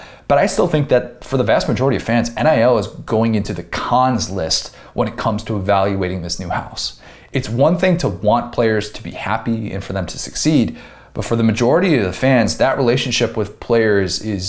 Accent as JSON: {"language": "English", "town": "Buffalo Grove", "region": "Illinois", "country": "United States", "tie": "born or raised there", "also_born_or_lived": "Skokie, Illinois", "said": "growing up in the Chicago suburbs in the 90s"}